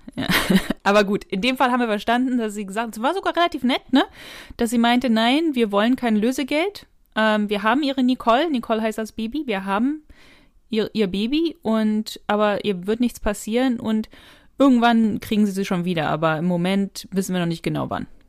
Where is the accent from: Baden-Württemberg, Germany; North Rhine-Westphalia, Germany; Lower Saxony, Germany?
North Rhine-Westphalia, Germany; Ich komme ja aus Nordrhein-Westfalen